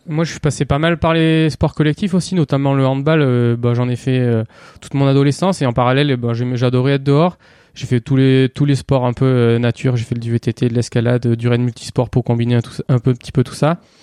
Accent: Cantal, Auvergne-Rhône-Alpes, France; j'ai grandi dans le Cantal

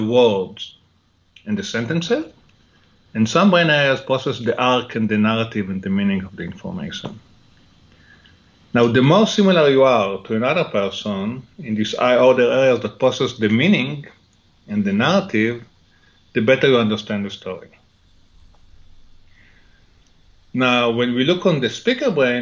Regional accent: Jerusalem, Jerusalem District, Israel; English is a second language; moved away; I grew up in Jerusalem, in Israel

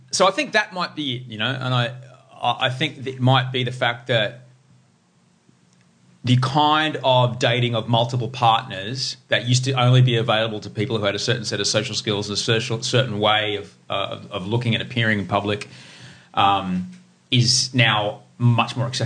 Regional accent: Sydney, New South Wales, Australia; I'm from Maroubra. Oh, went to Maroubra Bay High School.

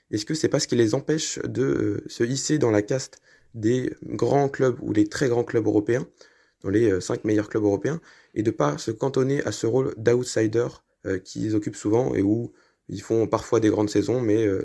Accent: Italy; Bon, on est italien, donc vous allez me pardonner.

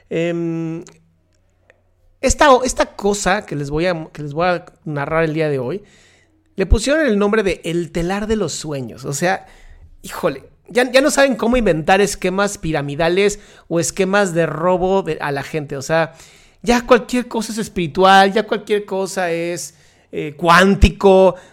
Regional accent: Ecuador; soy cosita, no sé, y soy de Ecuador, no voy a decir dónde.

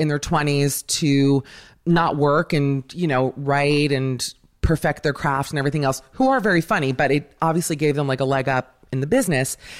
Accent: Miami, Florida, United States; growing up in Miami

